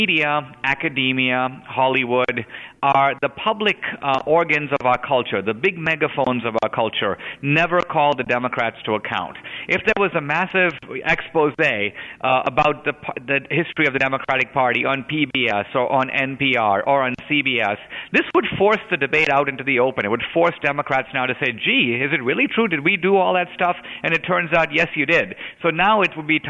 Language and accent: English; India; now in United States; I grew up in India, a country run by gangs.